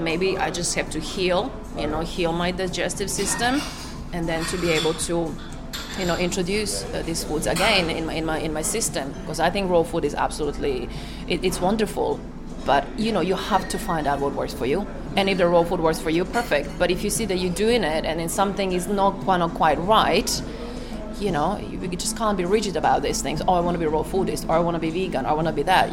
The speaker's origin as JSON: {"language": "English", "country": "Croatia", "said": "I'm from Croatia"}